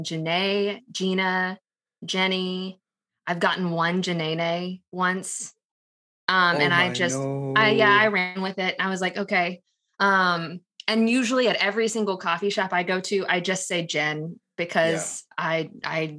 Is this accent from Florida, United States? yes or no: no; Texas, United States; I'm a born and raised Texan, have been in Texas my entire life